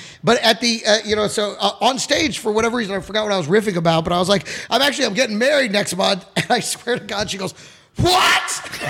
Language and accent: English; Dallas, Texas, United States; moved away; I grew up in Dallas.